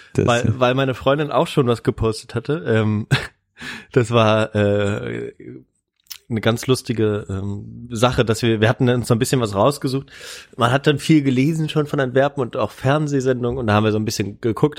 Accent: Germany; also born or lived in Bonn; wir sind aus Deutschland

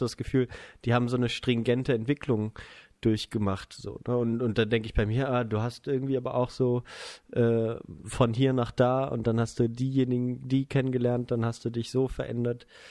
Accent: Germany; ich bin Deutscher

